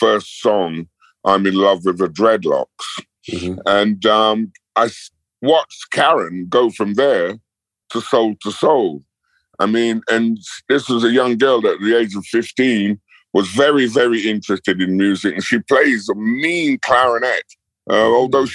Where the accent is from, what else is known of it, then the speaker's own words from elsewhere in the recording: London, United Kingdom; I grew up in Battersea